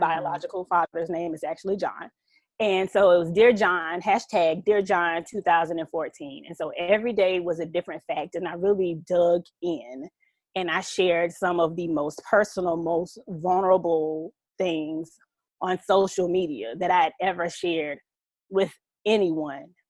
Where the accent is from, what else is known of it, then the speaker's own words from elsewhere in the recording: Southeast Georgia, United States; a Georgia peach, raised in the GA red clay. Um, yeah, I'm I'm from Southeast Georgia, a country girl